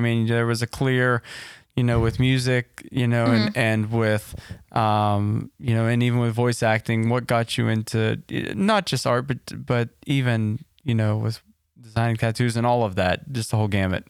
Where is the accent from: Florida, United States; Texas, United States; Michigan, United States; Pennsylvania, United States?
Pennsylvania, United States; Latrobe; now in North Huntington, United States; I came from Latrobe and was transplanted in here. No, it's an adopted second hometown